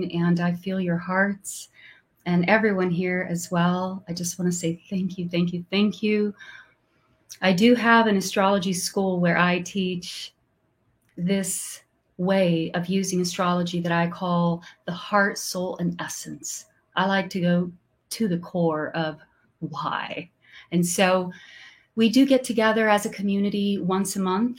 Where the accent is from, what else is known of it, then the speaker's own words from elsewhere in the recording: Brazil; English is a second language; I'm from Brazil, so sometimes my English is not perfect